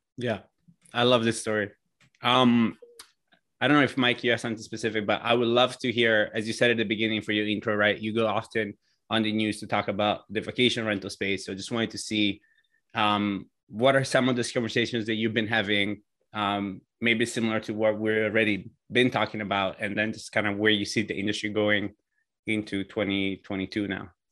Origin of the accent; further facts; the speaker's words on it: Italy; now in United States; I immigrated to the states from Italy